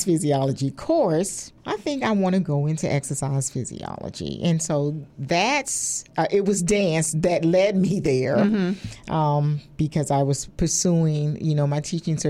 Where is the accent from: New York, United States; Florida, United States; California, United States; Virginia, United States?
Virginia, United States; Richmond; also born or lived in Indiana / Philadelphia, Pennsylvania; I was born and raised in Richmond, Virginia